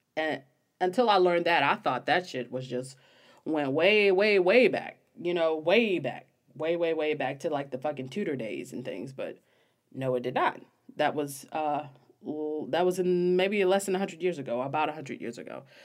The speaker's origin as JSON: {"language": "English", "country": "United States", "said": "I'm American"}